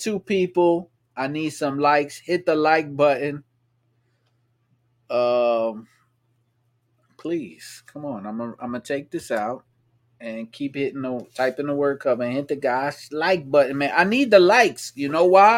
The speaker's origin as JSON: {"language": "English", "country": "United States", "said": "I'm an American"}